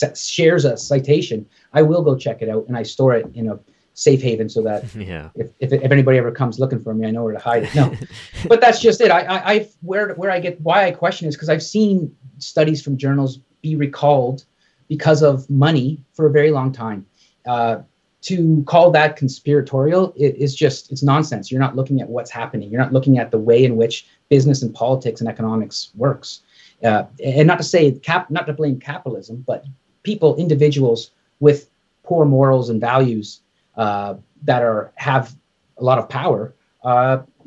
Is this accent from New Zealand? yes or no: no; Canada; I'm Canadian